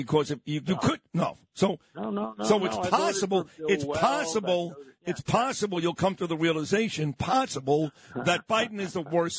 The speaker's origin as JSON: {"language": "English", "town": "New York City", "region": "New York", "country": "United States"}